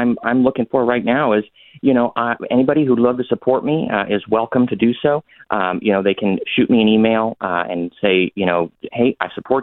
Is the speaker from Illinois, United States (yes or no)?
no; East County, San Diego, California, United States; I grew up out here in East County.